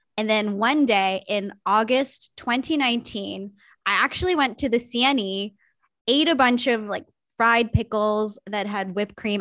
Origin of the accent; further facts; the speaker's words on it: Niagara, Ontario, Canada; I grew up in Niagara